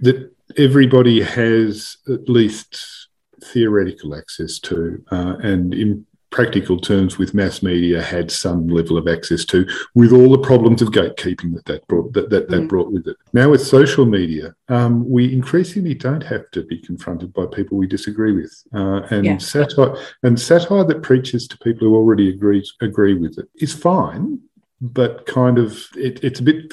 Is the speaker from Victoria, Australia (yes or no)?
yes; Melbourne, Victoria, Australia; I grew up in Melbourne